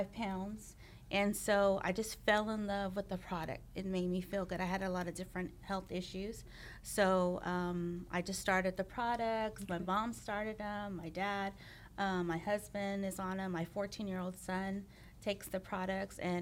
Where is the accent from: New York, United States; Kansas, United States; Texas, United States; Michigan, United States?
Texas, United States; Pearland; also born or lived in Houston area; I grew up in Pearland